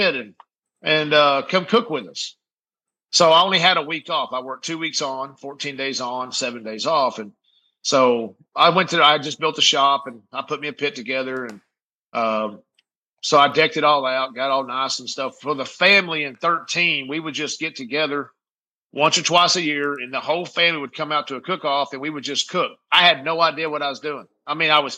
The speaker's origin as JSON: {"language": "English", "town": "Midland", "region": "Texas", "country": "United States", "tie": "born or raised there", "said": "Midland, my hometown here"}